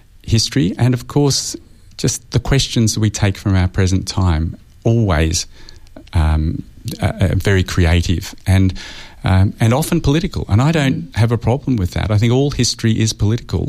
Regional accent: Australia; me as an Australian historian

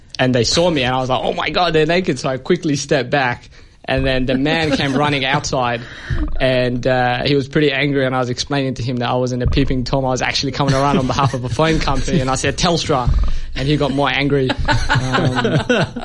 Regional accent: Ethiopia; now in Perth, Australia; I'm originally from Ethiopia.

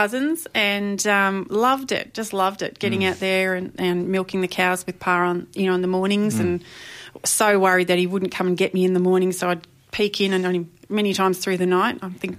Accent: Tecoma, Victoria, Australia; also born or lived in Mentone, Victoria / Mordialloc, Victoria; I moved back to where I grew up in Tacoma, which is down in the Dandenong Ranges, near Puffing Billy

